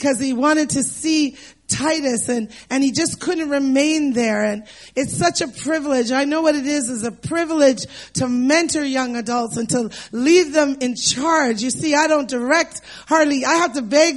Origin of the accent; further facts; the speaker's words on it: Canada; as Canadians